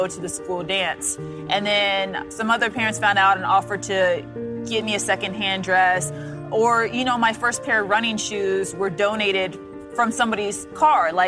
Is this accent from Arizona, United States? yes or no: no; Des Moines, Iowa, United States; I grew up in Des Moines, Iowa.